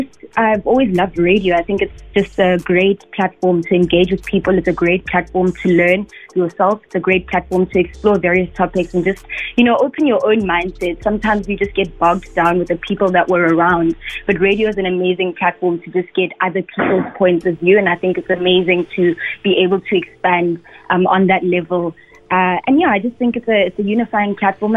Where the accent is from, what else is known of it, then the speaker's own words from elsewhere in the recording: just outside Polokwane, Limpopo, South Africa; moved away as an adult; now in Cape Town, South Africa; So I'm from Limpopo. I'm from just outside Polokwane. It's called Tshegofatso for anyone who might know it. And I spent about 18 years there. So right until matric, I was living in Polokwane